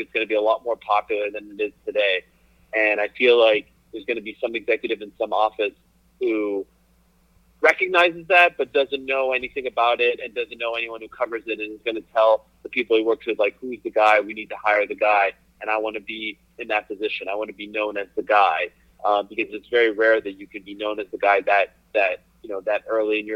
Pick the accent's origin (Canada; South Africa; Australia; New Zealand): Canada; Montreal, Quebec; moved away as an adult; also born or lived in Syracuse; Growing up in Montreal, where I grew up